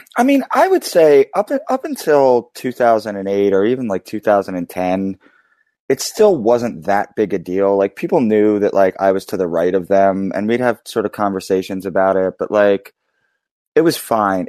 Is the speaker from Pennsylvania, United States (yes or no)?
yes; Philadelphia, Pennsylvania, United States; growing up in Philly